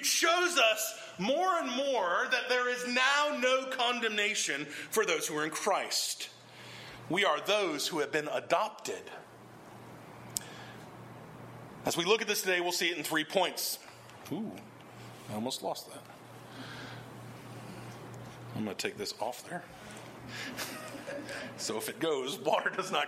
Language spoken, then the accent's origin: English; the South, United States; In the South, we have this expression